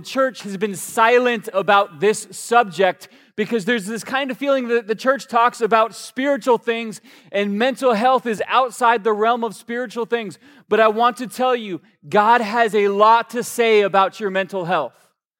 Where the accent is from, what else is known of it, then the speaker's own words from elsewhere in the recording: Georgia, United States; in the good Southern Baptist preacher voice that I grew up around in Georgia, they like to end their statements with, so just kind of go with this.